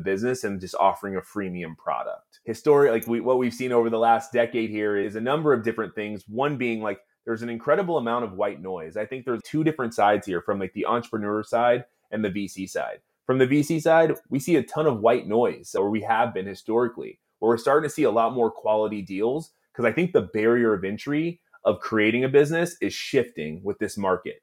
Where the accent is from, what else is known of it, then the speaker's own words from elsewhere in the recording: Oakland, California, United States; I was born and raised in Oakland